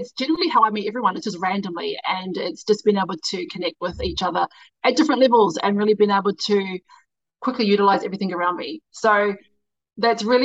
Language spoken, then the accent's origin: English; Christchurch, Canterbury, New Zealand; I'm from Christchurch. So born and raised in Christchurch